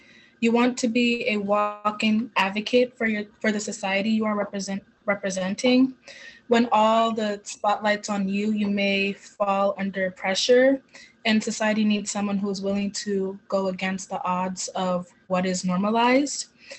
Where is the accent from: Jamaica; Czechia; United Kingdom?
Jamaica; now in United States; I moved here from Jamaica, where the country is more like on the reserve side and conservative and strong in their religion, which has taught me the value of faith and family.